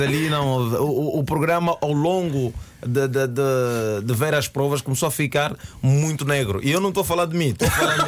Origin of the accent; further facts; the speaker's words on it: Angola; now in Portugal; como angolano